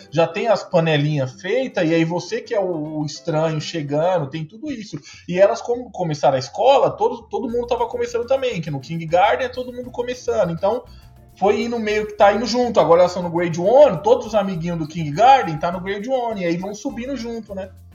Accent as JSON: {"language": "Portuguese", "region": "São Paulo", "country": "Brazil", "moved": "as an adult", "lives_now": "Canada", "said": "eu sou de São Paulo capital"}